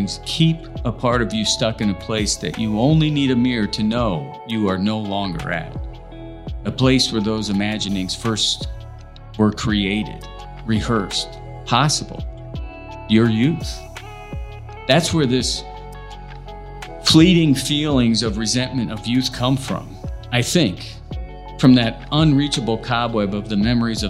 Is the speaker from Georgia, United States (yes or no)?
no; Indiana, United States; moved away; also born or lived in Los Angeles, California; having been born and raised in Indiana, but feeling as if I really grew up in Los Angeles